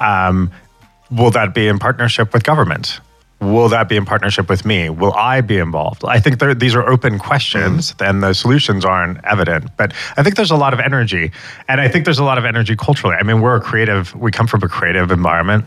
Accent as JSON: {"language": "English", "country": "United States", "said": "as an American"}